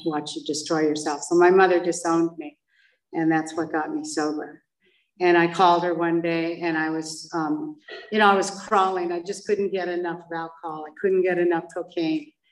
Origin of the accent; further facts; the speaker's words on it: Laguna Beach, California, United States; also born or lived in Paris / Switzerland; I grew up in Laguna Beach